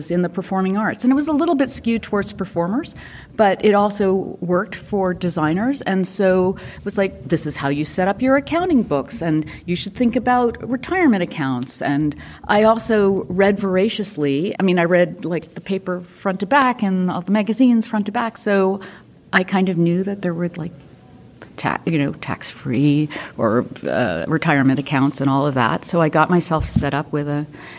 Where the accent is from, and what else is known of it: New York City, New York, United States; born or raised there; moved away as an adult; also born or lived in Houston